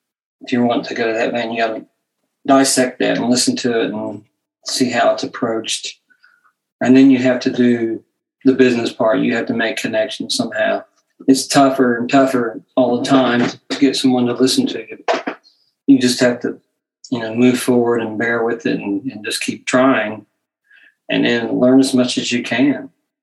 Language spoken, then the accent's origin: English; Kentucky, United States; now in Portsmouth, United States; I was born in Portsmouth, Virginia. But I've lived here for, you know, like 30 years, so it's Ohio's home now. But I lived a lot in Lexington, Kentucky, and Ashland, Kentucky. I lived there as a child